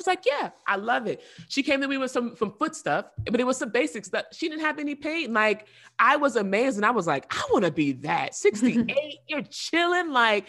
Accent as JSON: {"language": "English", "region": "the South", "country": "United States", "tie": "born or raised there", "said": "growing up in the South, I'm used to seeing people where I'm from, we eat fried everything."}